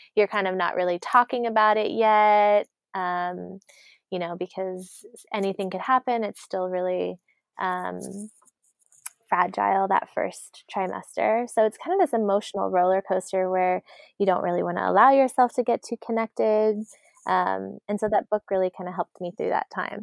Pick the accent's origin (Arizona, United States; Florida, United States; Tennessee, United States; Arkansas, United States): Arizona, United States; we grew up in Arizona